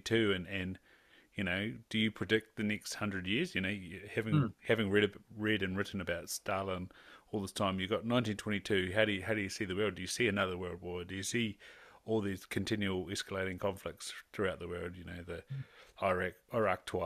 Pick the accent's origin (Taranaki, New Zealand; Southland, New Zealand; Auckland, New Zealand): Southland, New Zealand; Irish descendant growing up in Southland